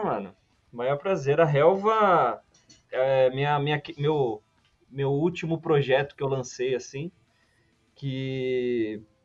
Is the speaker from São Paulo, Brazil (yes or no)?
yes; São Paulo, Brazil; eu sou, eu sou de São Paulo